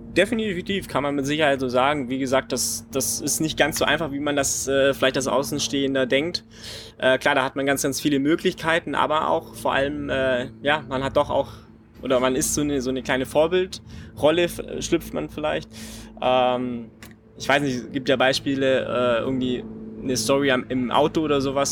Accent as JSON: {"language": "German", "town": "Friedrichshafen", "region": "Baden-Württemberg", "country": "Germany", "tie": "born or raised there", "said": "Habe dann in Friedrichshafen, bei meiner Heimat, äh, war mein erster Verein"}